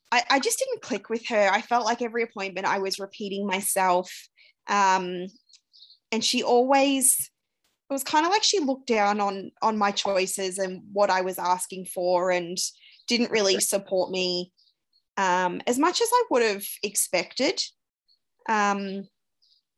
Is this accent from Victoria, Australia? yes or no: yes; Euroa, Victoria, Australia; moved away as an adult; also born or lived in Ballarat / Melbourne; now in Romsey, Australia; I grew up in Euroa, which is a small country town in Victoria, sort of halfway between Melbourne and Albury.